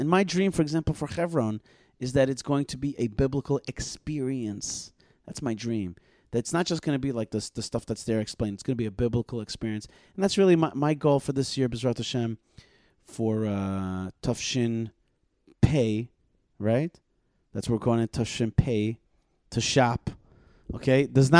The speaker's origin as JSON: {"language": "English", "town": "Odesa", "region": "Odesa Oblast", "country": "Ukraine", "said": "I'm like, I'm also from Odessa. But the other Odessa."}